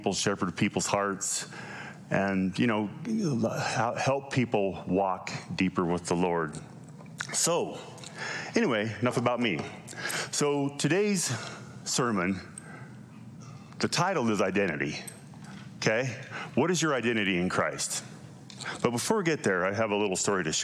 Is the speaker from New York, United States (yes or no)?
no; Lovell, Wyoming, United States; also born or lived in Cheyenne, Wyoming / Utah; now in Gillette, Wyoming, United States; I was born in Lovell, Wyoming